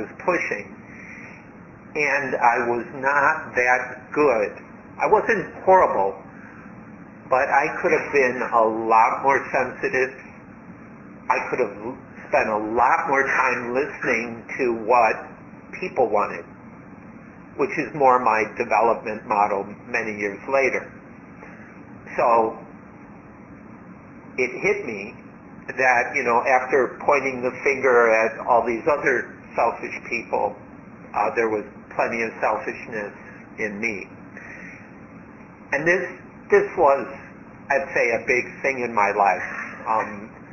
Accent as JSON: {"language": "English", "country": "United States", "tie": "born or raised there", "also_born_or_lived": "Thailand", "moved": "as an adult", "said": "I grew up in America"}